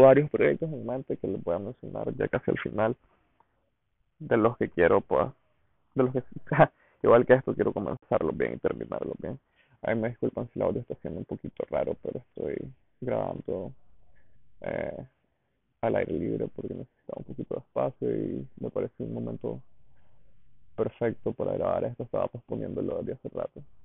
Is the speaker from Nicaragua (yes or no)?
yes; Diriamba, Carazo, Nicaragua; me fui a vivir de nuevo a Iriamba, a la casa de mi mamá, pues porque no quería pagar renta y porque Diriamba, mi pueblo, que es un pueblito en Carazos